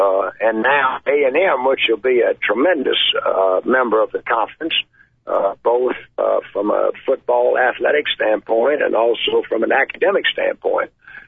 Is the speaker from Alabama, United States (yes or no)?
yes; Mobile, Alabama, United States; moved away as an adult; also born or lived in Auburn, Alabama / Georgia; I am from Mobile, Alabama, originally.